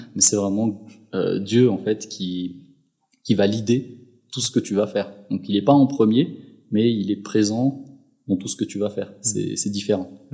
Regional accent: Madagascar; moved away as an adult; now in Switzerland; mon enfance, euh, j'ai grandi à Madagascar, du côté de Tiastaf et ensuite vers Ambouimianj

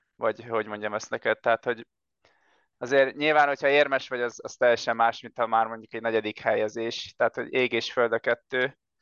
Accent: Siófok, Somogy, Hungary; én Siófoki vagyok, és Siófokon nekünk van egy éttermünk

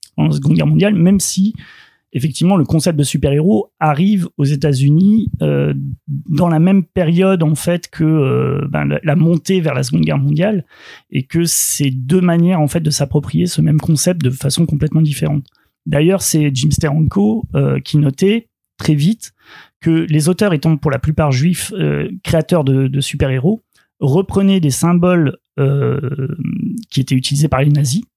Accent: France; chez nous, en France

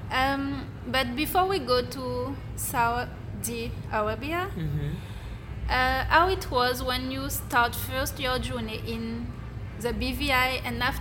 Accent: Guadeloupe; I'm originally from Guadeloupe.

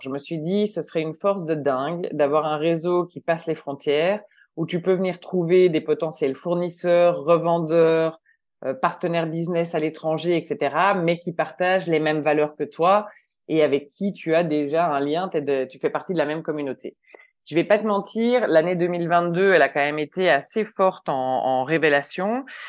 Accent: Belgium; moved away as an adult; now in Switzerland; je suis belge, ça fait 15 ans que je vis en Suisse

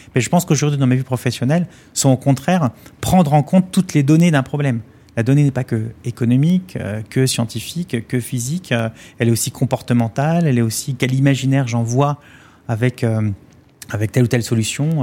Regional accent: Vitré, Brittany, France; c'était 75 maisons pareilles, un programme social de la ville de Vitré, là d'où je viens

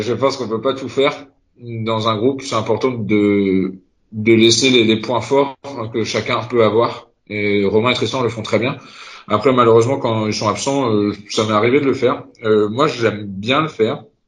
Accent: Concarneau, Brittany, France; also born or lived in Rostrenen; je suis originaire de Concarneau dans le Finistère

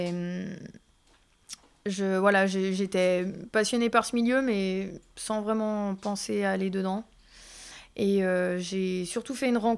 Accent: Thonon-les-Bains, Auvergne-Rhône-Alpes, France; Je suis originaire d'ici. D'ici, Vongy Je suis née à Tonon.

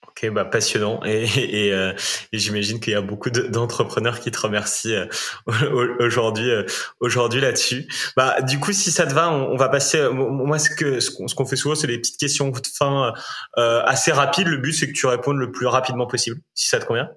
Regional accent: Rennes and Saint-Malo, Brittany, France; je suis breton. Hein. Je, je, suis breton aussi, plutôt de Rennes et de Saint-Malo

